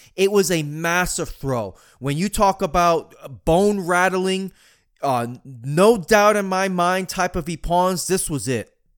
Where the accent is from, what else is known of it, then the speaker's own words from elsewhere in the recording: Marianna, Florida, United States; Zikuru Academy in Mariana, Florida, my hometown